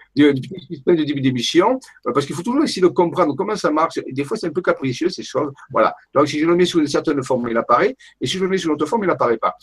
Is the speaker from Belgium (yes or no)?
no; Marseille, Provence-Alpes-Côte d'Azur, France; moved away as an adult; also born or lived in Paris / Saint-Raphaël; j'ai quitté Marseille, que j'habitais pendant 26 euh, ans à Marseille